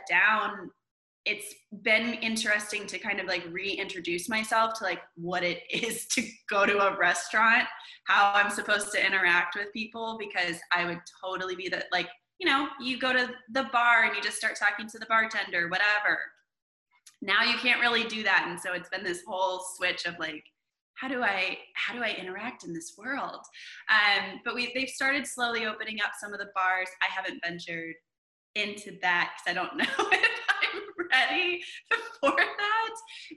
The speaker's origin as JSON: {"language": "English", "town": "Vacaville", "region": "California", "country": "United States", "tie": "born or raised there", "also_born_or_lived": "Los Angeles, California", "moved": "as an adult", "lives_now": "Nashville, United States", "said": "I'm originally from Northern California, a town called Vacaville"}